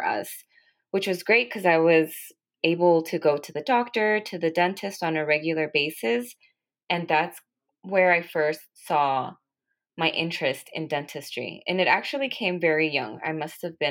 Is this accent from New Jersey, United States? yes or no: no; Los Angeles, California, United States; also born or lived in Santa Barbara, California; I was born and raised in California in the San Fernando Valley is where I grew up